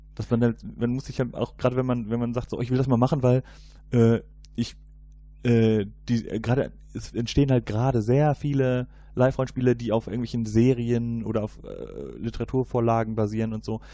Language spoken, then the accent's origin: German; Cologne, North Rhine-Westphalia, Germany; ich komme ja hier aus Köln